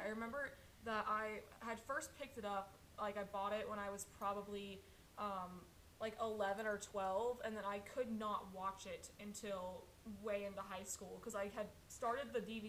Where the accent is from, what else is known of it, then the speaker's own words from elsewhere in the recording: Georgia, United States; moved away; I lived in Georgia before